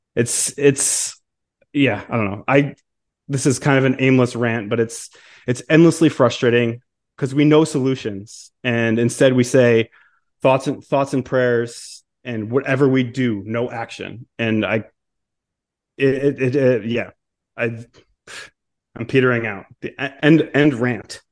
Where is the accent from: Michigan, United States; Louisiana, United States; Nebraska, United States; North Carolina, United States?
Michigan, United States; moved away; my home state of Michigan